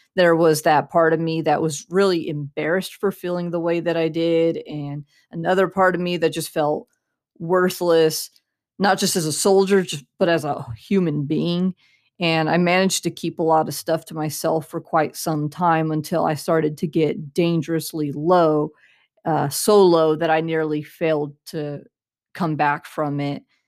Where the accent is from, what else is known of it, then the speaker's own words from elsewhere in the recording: Central California, United States; I grew up in Central California